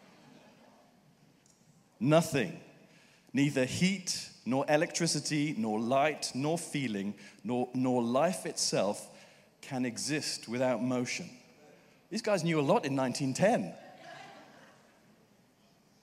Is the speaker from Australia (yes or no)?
no; United Kingdom; as a Brit